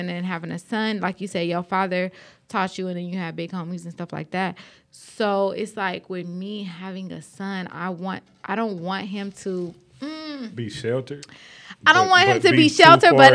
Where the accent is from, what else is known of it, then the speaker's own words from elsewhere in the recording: Los Angeles, California, United States; also born or lived in Compton; I grew up in South Central Los Angeles on 43rd and Hoover and 43rd and Avalon